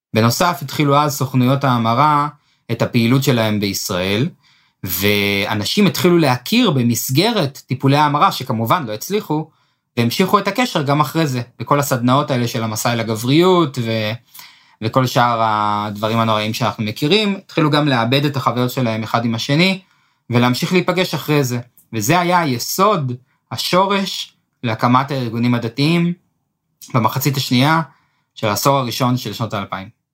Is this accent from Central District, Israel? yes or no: yes; Netanya, Central District, Israel; נולדתי בנתניה